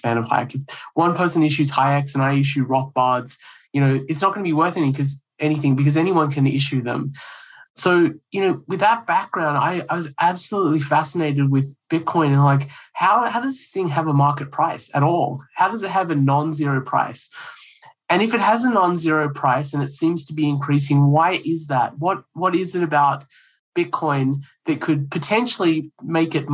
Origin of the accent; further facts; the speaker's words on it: Australia; moved away as an adult; also born or lived in India / New Hampshire; now in United States; I grew up in Australia